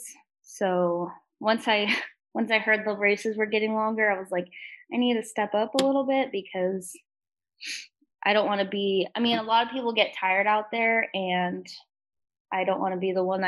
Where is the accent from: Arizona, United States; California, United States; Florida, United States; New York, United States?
Arizona, United States; Lake Havasu City; born or raised there